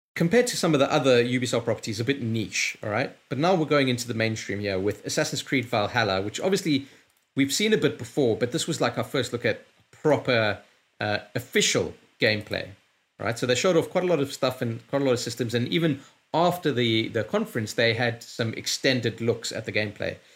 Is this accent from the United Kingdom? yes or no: yes; London, United Kingdom; I'm from London